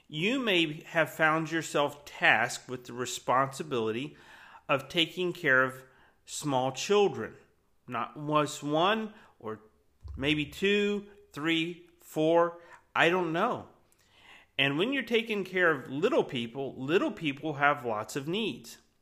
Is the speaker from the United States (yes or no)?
yes; Florida, United States; I grew up in Florida.